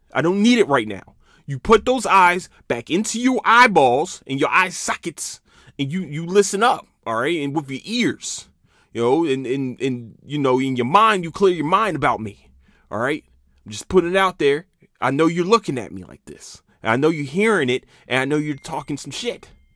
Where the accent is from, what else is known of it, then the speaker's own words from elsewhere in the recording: Philadelphia, Pennsylvania, United States; also born or lived in Camden, New Jersey; now in Texas, United States; I'm from Philadelphia